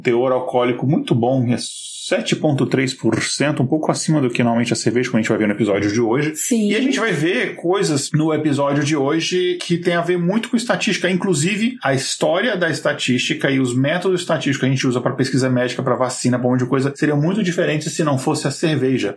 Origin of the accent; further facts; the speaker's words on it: Brasília, Federal District, Brazil; accent: brasiliense; also born or lived in Minas Gerais; o meu sotaque brasiliense